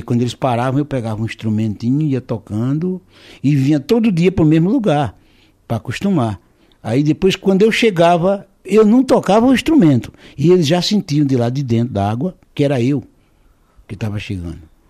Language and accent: Portuguese; Alagoas, Brazil; born or raised there